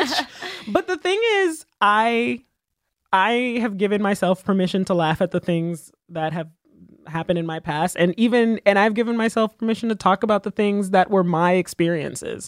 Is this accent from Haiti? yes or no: yes; Haiti; I was born in Haiti